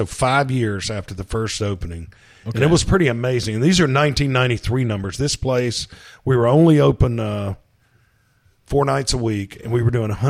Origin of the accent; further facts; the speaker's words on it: the South, United States; Food, the South, growing up in the South, and now there's a lot of travel.